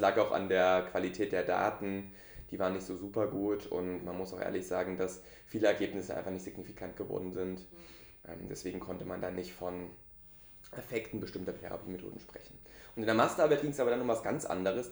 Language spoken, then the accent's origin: German; Dresden, Saxony, Germany; moved away as an adult; now in Lübeck, Germany; Ich bin eigentlich Ostdeutscher, also Dresdner, geboren und aufgewachsen in Dresden.